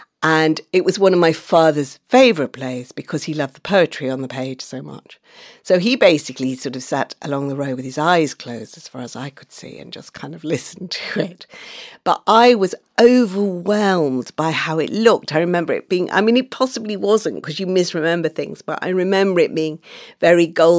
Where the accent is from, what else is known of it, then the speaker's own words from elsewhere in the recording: Manchester, North West England, United Kingdom; also born or lived in Oxford; So that I was growing up in Manchester and Oxford, where my family moved.